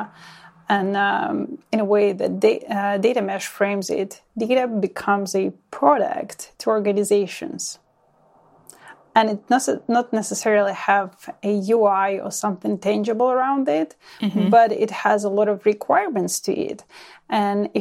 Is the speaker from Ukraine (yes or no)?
yes; Ukraine; now in Ontario, Canada; born and raised in Ukraine, currently living in Ontario, Canada